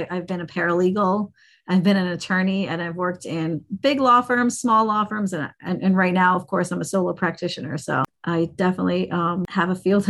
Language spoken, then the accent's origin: English; India; I'm an Indian, right? I'm from South Asia.